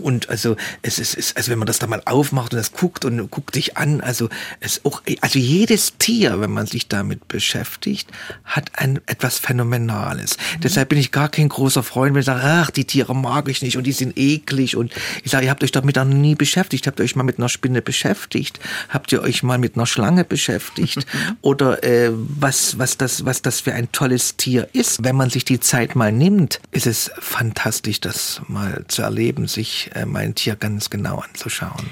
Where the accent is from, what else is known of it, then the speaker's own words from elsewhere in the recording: Leipzig, Saxony, Germany; Wir kennen als Leipziger das alles noch